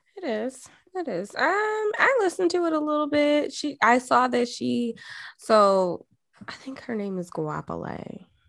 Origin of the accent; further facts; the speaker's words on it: Jamaica; moved away; being Jamaican